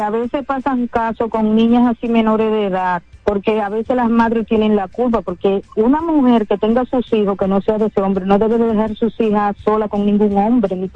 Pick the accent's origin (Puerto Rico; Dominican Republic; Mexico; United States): Dominican Republic; Barahona; now in Santo Domingo, Dominican Republic; soy de Barahona, y, pero vivo aquí en Santo Domingo